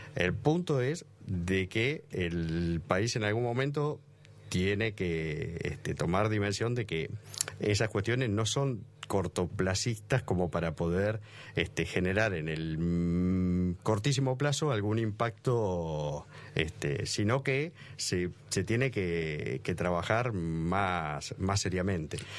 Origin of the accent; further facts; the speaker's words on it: Argentina; Y como argentino, digo, nosotros los argentinos somos demasiado nostálgicos